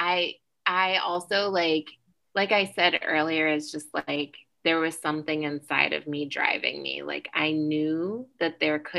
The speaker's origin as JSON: {"language": "English", "town": "Fairbanks", "region": "Alaska", "country": "United States", "tie": "born or raised there", "said": "I grew up in Fairbanks, Alaska"}